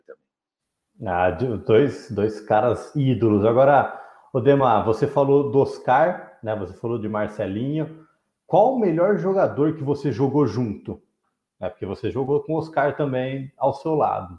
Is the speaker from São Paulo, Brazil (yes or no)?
yes; Ribeirão Preto, São Paulo, Brazil; eu cresci em Ribeirão